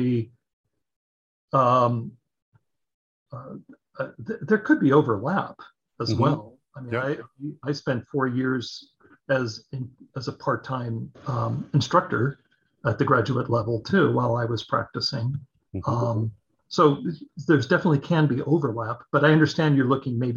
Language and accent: English; Orange County, California, United States; I grew up in Orange County, California